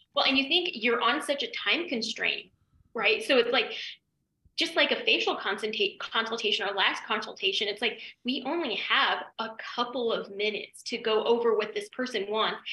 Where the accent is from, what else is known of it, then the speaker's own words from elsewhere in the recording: Denver, Colorado, United States; moved away as an adult; also born or lived in New York; I'm from Denver and it was like podunk little cow town